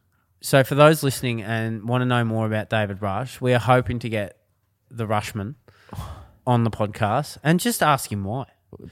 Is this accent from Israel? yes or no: no; Ballarat, Victoria, Australia; Well, Josh, we're from Ballarat originally.